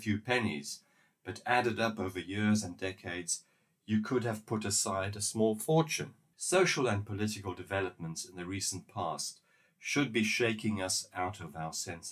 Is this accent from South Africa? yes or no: yes; South Africa; In my home country, South Africa